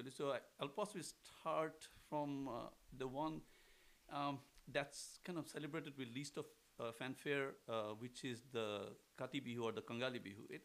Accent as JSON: {"language": "English", "region": "Assam", "country": "India", "tie": "born or raised there", "moved": "yes", "lives_now": "Houston, United States", "said": "the music that comes from my home state. Uh, I'm, an, I'm a native son of the soil"}